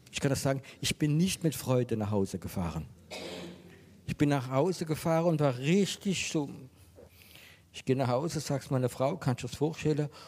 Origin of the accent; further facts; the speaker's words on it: France; German is a second language; Ich wollte ein christlicher Camping machen in Frankreich und das war mir so wichtig. Ähm, ich bin Franzose